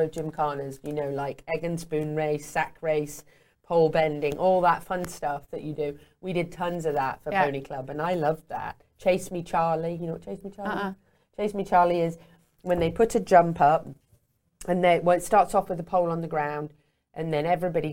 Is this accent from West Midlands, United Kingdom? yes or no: yes; Meriden, West Midlands, United Kingdom; growing up in England, in Meriden at Walsh Hall, we had an apple orchard